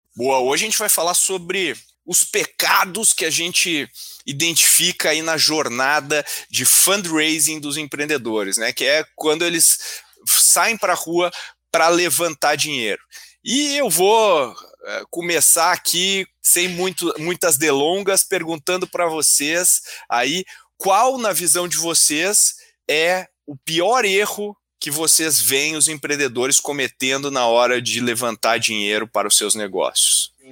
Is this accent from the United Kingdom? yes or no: no; Rio Grande do Sul, Brazil; eu como gaúcho